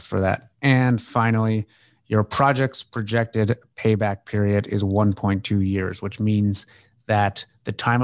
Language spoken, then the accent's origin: English; Canada; I'm a Canadian, I work with lots of Canadian investors